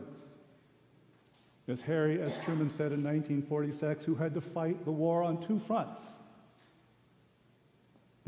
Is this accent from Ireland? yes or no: no; Sendai, Miyagi, Japan; moved away; I was born in Sendai, Japan. My mother is Japanese.